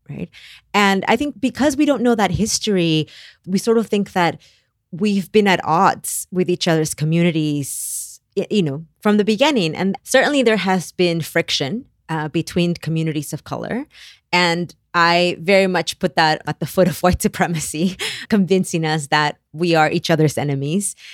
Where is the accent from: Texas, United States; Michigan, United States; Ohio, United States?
Texas, United States; Brownsville; it's never enough to say, I'm from Brownsville, Texas. You always have to answer, like, but where are your parents from? But where are your grandparents from?